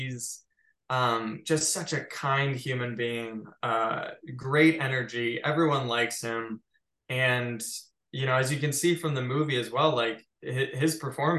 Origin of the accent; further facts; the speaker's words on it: Midwest, United States; I think in many ways, I found growing up in the Midwest incredibly boring.